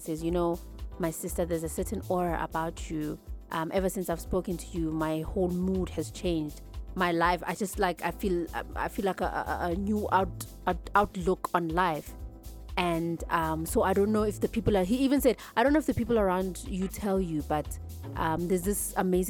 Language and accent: English; Johannesburg, Gauteng, South Africa; I'm from Zola